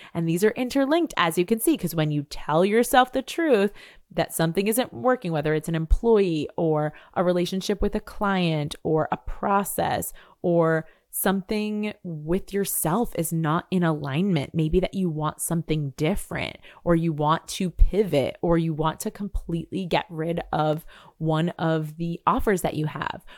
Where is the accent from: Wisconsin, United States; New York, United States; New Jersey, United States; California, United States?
New York, United States; also born or lived in Seville, Spain; I'm a New Yorker